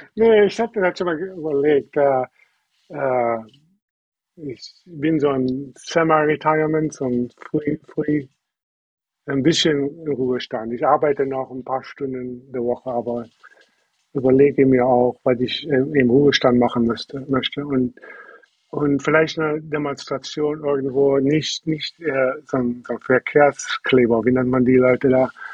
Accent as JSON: {"language": "German", "country": "Germany", "tie": "born or raised there", "also_born_or_lived": "Wisconsin, United States", "moved": "as an adult", "lives_now": "United States", "said": "Ich bin in, in Döken auf einem, auf einem Bauernhof aufgewachsen"}